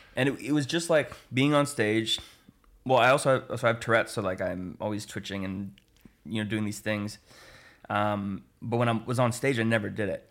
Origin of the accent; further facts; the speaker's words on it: Oliver, British Columbia, Canada; also born or lived in Penticton; I grew up in, in Oliver. Um, I was born in Penticton and then we moved to Oliver when I was like two, I think